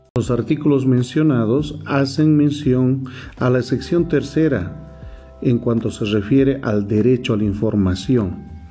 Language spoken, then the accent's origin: Spanish; Bolivia; como bolivianos